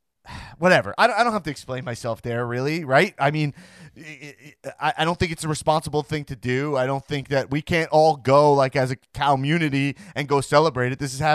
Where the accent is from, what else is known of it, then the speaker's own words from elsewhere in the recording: Long Island, New York, United States; I'm from Long Island, not just Cardona.